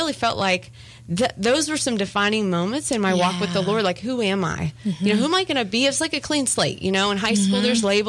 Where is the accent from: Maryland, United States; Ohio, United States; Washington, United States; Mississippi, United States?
Ohio, United States; moved away as an adult; also born or lived in Tennessee; I moved away from Ohio to go to the University of Tennessee